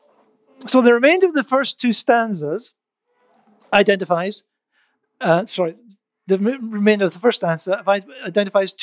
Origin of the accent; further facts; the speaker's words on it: United Kingdom; I'm British